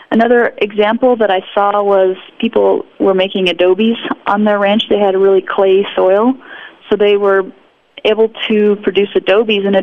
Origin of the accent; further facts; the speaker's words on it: Wyoming, United States; now in New Mexico, United States; Well, I'm in New Mexico and I'm learning all kinds of things down in New Mexico. You know, I'm from Wyoming, but I came down here to learn about things from Mark Schutz